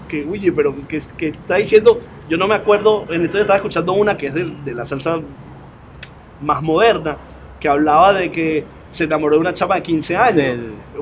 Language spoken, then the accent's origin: Spanish; Caracas, Capital District, Venezuela; ¿tú sabes dónde, dónde soy yo, Oscar? De Antímano